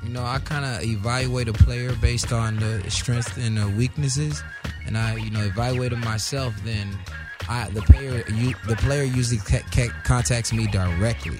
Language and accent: English; Boynton Beach, Florida, United States; moved away as an adult; now in Los Angeles, United States; I'm from Florida, Boynton Beach, Florida